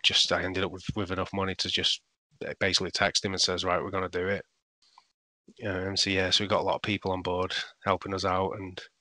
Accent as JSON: {"language": "English", "town": "Salford", "region": "North West England", "country": "United Kingdom", "tie": "born or raised there", "also_born_or_lived": "Manchester", "said": "I grew up in Salford, but it was always Manchester"}